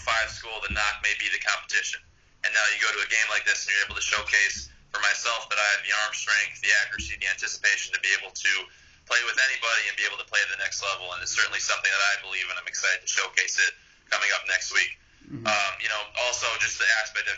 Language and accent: English; Wisconsin, United States; also born or lived in Ohio; now in Miami, United States; I came from Wisconsin